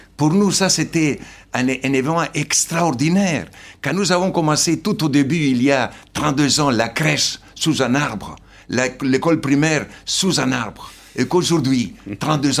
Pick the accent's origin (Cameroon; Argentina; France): Argentina; now in Madagascar; mon père et ma mère sont slovènes. Après la Deuxième Guerre mondiale, ils ont dû émigrer en Argentine. Je suis né en Argentine et je suis argentin pour les Argentins